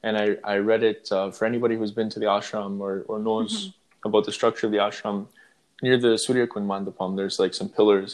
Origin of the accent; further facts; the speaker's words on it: Toronto, Ontario, Canada; Toronto, which is my home city, Toronto